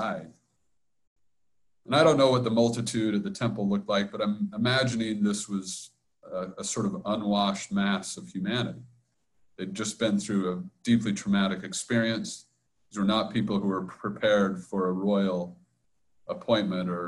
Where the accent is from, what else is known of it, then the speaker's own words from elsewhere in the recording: United States; as an American